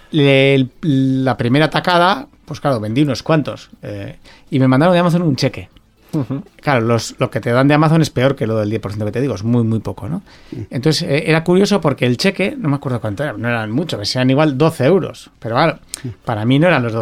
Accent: Basque Country, Spain; porque soy vasco, porque soy de aquí, porque quiero trabajar aquí

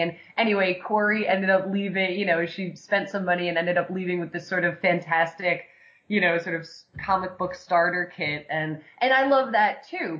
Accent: New York City, New York, United States; moved away as an adult; now in Los Angeles, United States; I'm originally from New York, uh, born and raised in Staten Island

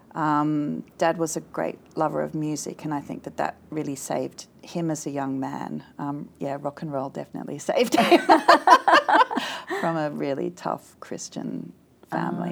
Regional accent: East Kurrajong, New South Wales, Australia; born or raised there; also born or lived in Sydney / Castle Hill

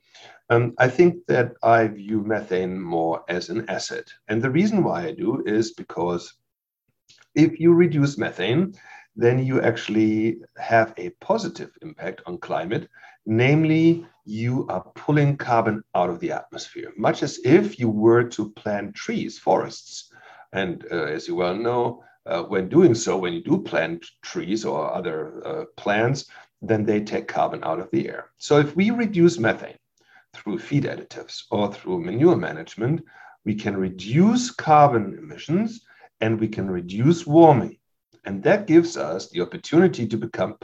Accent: Germany; moved away as an adult; also born or lived in Leipzig, Germany / Lubbock, Texas, United States; now in Davis, United States; I'm a native from Germany who grew up there. And when I was 27, I moved from Germany to Lubbock, Texas

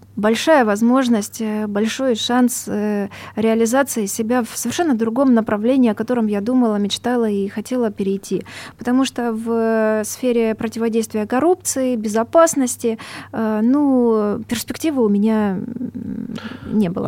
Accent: Donbas, Luhansk Oblast, Ukraine; moved away; Я сама с Донбасса, у меня бабушка 96 лет, она живет э, в ЛНР сейчас, в одном э, поселке, очень хорошем, моем родном

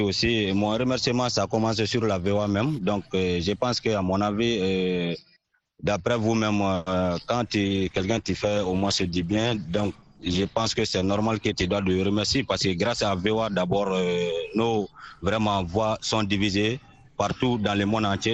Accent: Mali; toujours dans mon village natal

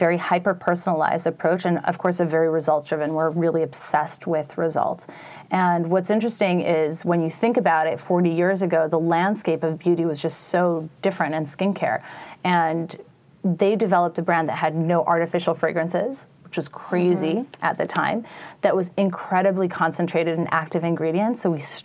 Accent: New York, United States; also born or lived in Paris, France; I was born and raised in New York. I went to school at the Lycée Français. I was raised in a French household

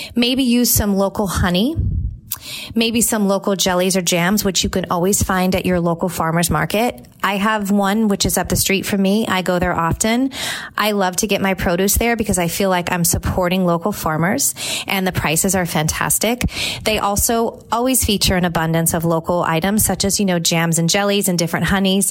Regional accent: California, United States; moved away as an adult; now in Tampa, United States; I grew up in California.

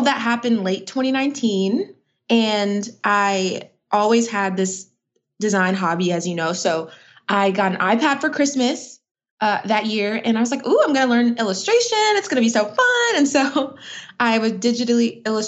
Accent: Atlanta, Georgia, United States; also born or lived in Brooklyn, New York; I'm from Atlanta, Georgia. I was originally from Brooklyn, New York, and moved to Georgia when I was very young.

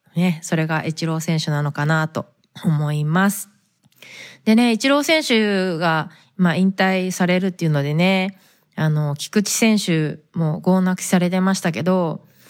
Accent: Fukuoka, Japan; now in United States; 私は福岡出身で

